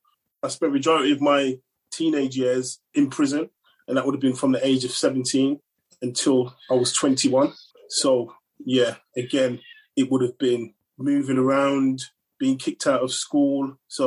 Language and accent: English; Manchester, North West England, United Kingdom; also born or lived in London / Birmingham; now in Coventry, United Kingdom; No, in fact, I grew up in Manchester. Well, kind of all over the place, really, between London, Manchester and Birmingham.